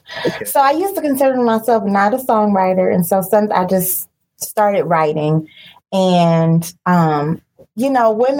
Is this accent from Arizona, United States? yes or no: no; Cleveland, Ohio, United States; I am from Cleveland, Ohio. People like to call us the mistake on the lake, but we are bomb